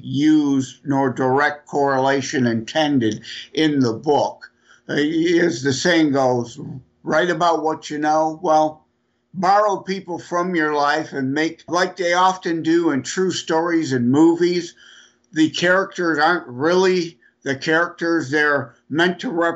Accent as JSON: {"language": "English", "town": "Detroit", "region": "Michigan", "country": "United States", "said": "I'm from Detroit area"}